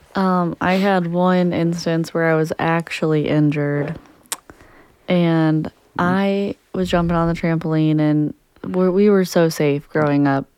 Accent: Jefferson County, Missouri, United States; we grew up in Jefferson County, so we had great aim

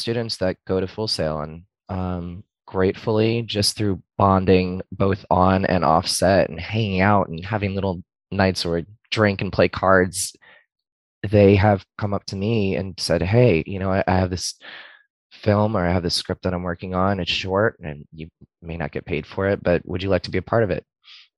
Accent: West Palm Beach, Florida, United States; moved away as an adult; now in Orlando, United States; I was raised in West Palm

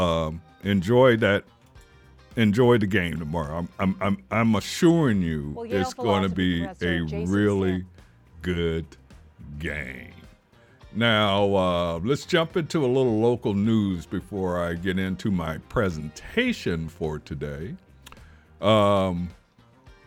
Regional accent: Kansas City, Missouri, United States; I am from Kansas City

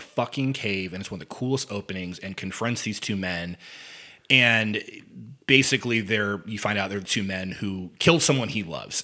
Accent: near Evansville, Indiana, United States; Evansville, Indiana, not too far from where I grew up.

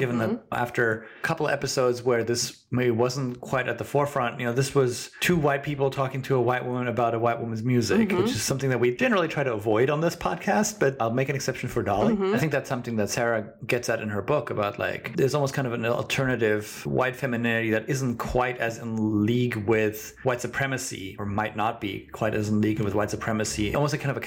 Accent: Germany; I'm not a Midwesterner, although as a German person

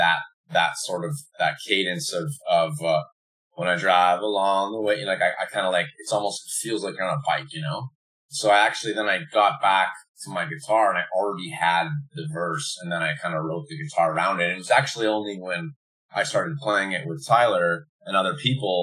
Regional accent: Manitoba, Canada; also born or lived in Montreal; now in Vancouver, Canada; I'm originally from Manitoba.

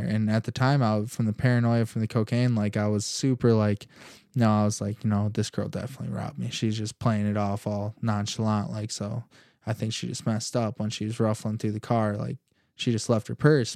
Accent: Holland, Michigan, United States; I was born and raised in Holland, Michigan. Growing up here my whole life, I still live in Holland.

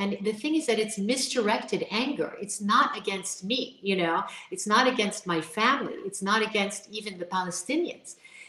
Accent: Washington, District of Columbia, United States; when you come from the capital is a city, it's the smartest city in the United States in that it has the highest PhDs per person.

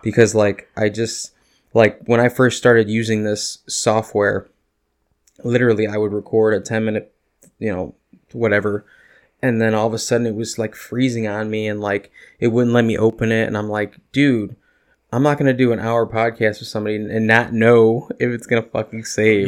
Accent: Northwest Indiana, United States; we're the region rats

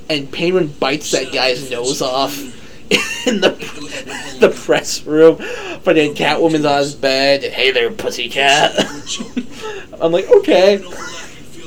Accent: United States; We're American

